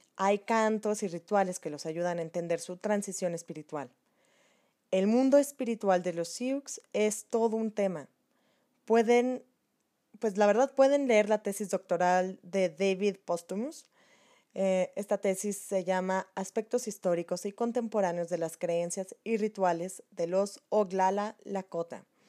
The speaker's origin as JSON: {"language": "Spanish", "country": "Mexico", "said": "nuestra historia como mexicanos"}